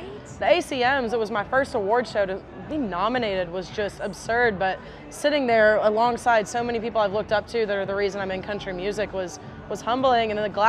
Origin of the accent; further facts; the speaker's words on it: Atlanta, Georgia, United States; I'm from Atlanta